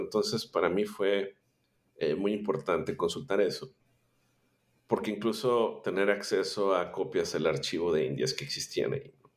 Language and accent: Spanish; Monterrey, Nuevo León, Mexico; yo soy eh, originario de Monterrey, Nuevo León, México